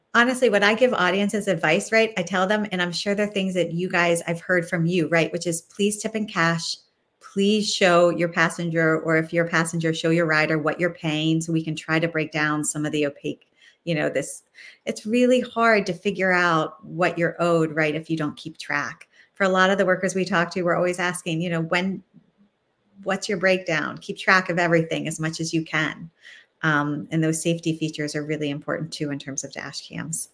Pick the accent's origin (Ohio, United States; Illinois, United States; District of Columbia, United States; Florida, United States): Ohio, United States; Northeast; now in Washington, D.C., United States; I'm from Northeast Ohio